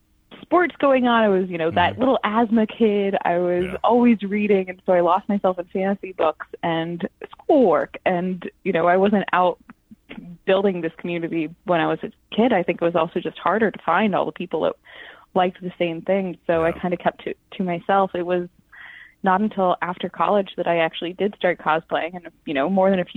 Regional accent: Washington, D.C. area, United States; So I grew up just outside D.C. My family's always been from D.C. as long as D.C. was D.C.

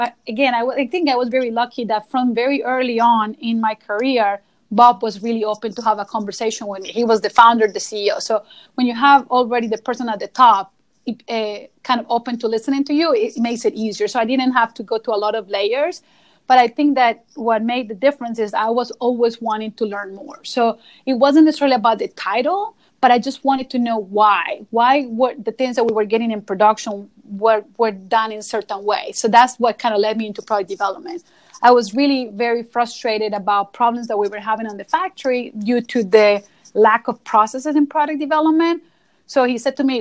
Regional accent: Colombia; moved away as an adult; now in United States; I'm originally from Colombia, so came to the United States 17 years ago

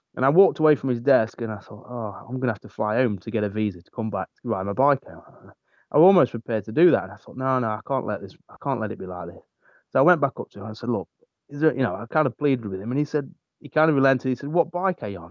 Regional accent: England, United Kingdom; England which is my obviously my home country

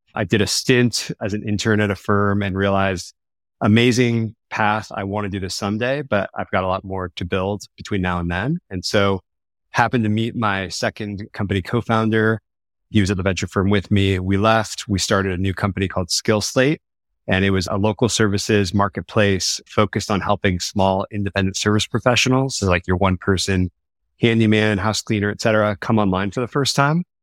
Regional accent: Lafayette, California, United States; also born or lived in Sacramento / Los Angeles; I grew up in a town called Lafayette, small town here in the East Bay

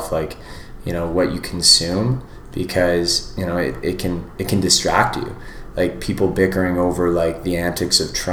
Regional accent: Canada; as a Canadian

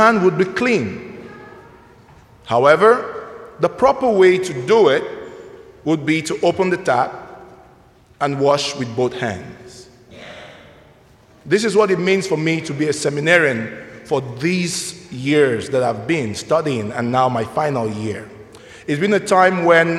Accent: Nigeria; now in Mundelein, United States; I'm originally from Nigeria

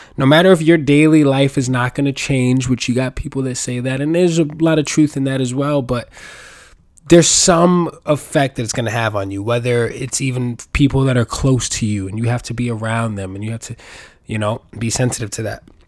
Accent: New York City, New York, United States; I was born and raised in New York City

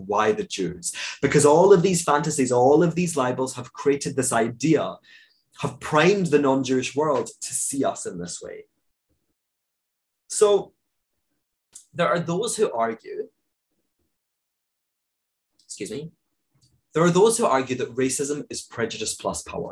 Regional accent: United Kingdom; I'm a British Jew

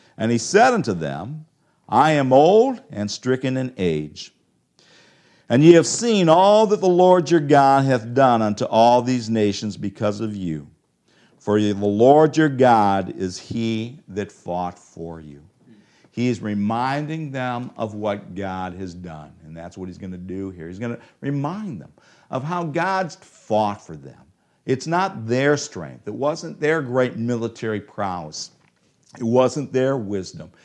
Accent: Cleveland, Ohio, United States; I'm from Cleveland.

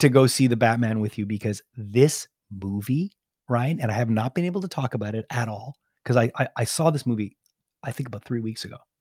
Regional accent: Canada; I'm from Canada

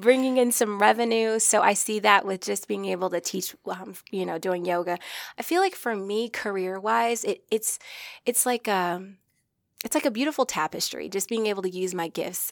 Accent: Omaha, Nebraska, United States; I'm from Omaha, Nebraska

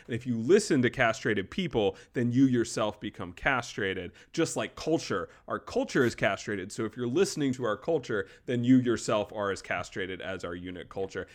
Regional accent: North Carolina, United States; moved away; my parents were both from New York. I was born in North Carolina. So I very much grew in, but, in, but not of the South

